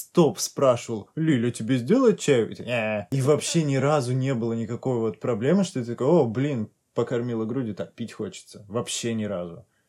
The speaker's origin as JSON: {"language": "Russian", "region": "North Caucasus", "country": "Russia", "also_born_or_lived": "Stavropol Krai", "moved": "yes", "said": "я как бы с Кавказа"}